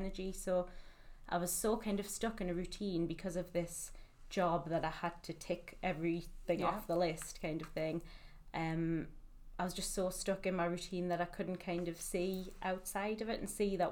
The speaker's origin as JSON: {"language": "English", "town": "Newcastle upon Tyne", "region": "North East England", "country": "United Kingdom", "moved": "as an adult", "lives_now": "Manchester, United Kingdom", "said": "I'm from Newcastle originally, and I've lived in Manchester for the past 5 years"}